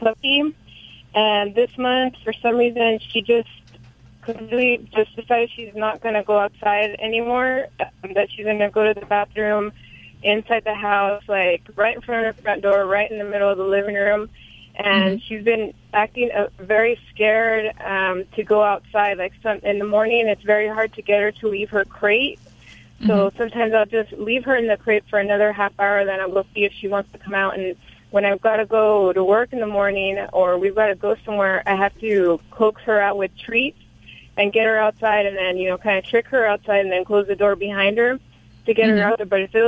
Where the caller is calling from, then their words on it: Visalia, California, United States; Well, I'm calling from Visalia, California.